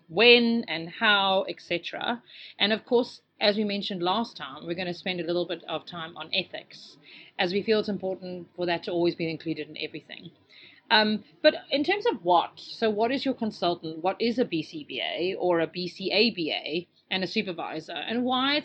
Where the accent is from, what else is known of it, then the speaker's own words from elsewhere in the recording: South Africa; accent: South African; moved away; also born or lived in England; I sound more South African, which is fine because I am South African.